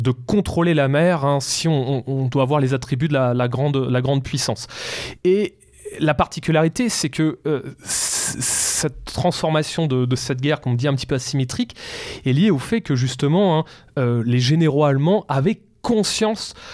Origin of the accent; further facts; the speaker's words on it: France; Et la France, monsieur Et la France je suis français.